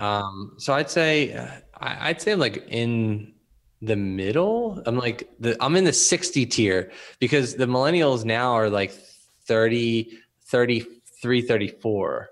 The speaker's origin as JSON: {"language": "English", "town": "Philadelphia", "region": "Pennsylvania", "country": "United States", "tie": "born or raised there", "also_born_or_lived": "Camden", "said": "I grew up in Northeast Philly"}